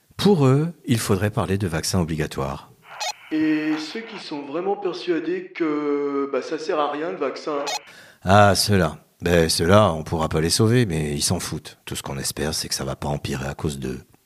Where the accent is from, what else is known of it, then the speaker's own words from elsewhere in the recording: France; en tant que bon français, gavé depuis l'enfance de petits villages gaulois